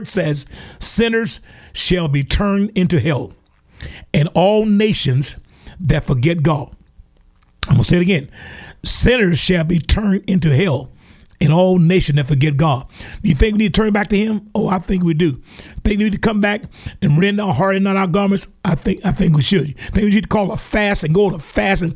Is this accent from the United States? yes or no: yes; Alabama, United States; down here in my home state here in Alabama